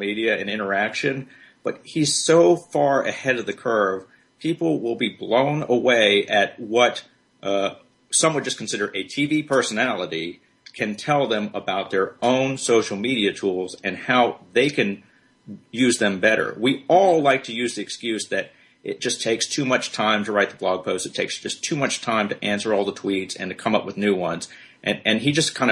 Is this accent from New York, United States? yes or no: no; Birmingham, Alabama, United States; Birmingham is my hometown. I grew up here